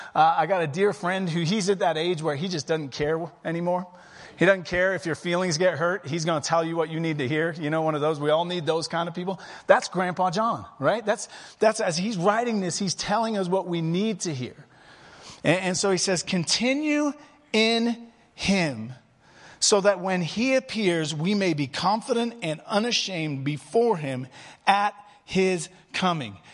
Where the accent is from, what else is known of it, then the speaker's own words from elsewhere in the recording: England, United Kingdom; now in Prescott, United States; I'm English by birth